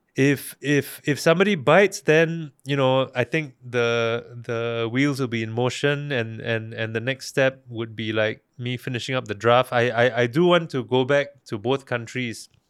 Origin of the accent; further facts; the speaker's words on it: Singapore; also born or lived in Malaysia; I as a Singaporean